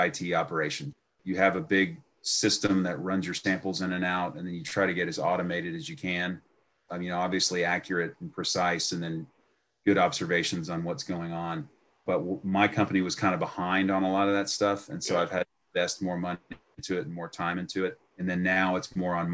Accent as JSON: {"language": "English", "town": "Houston", "region": "Texas", "country": "United States", "tie": "born or raised there", "said": "I went to Stratford High School in West Houston"}